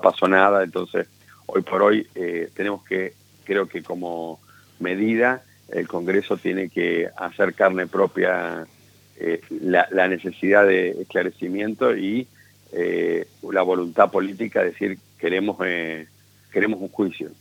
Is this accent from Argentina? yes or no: yes; Argentina; como argentino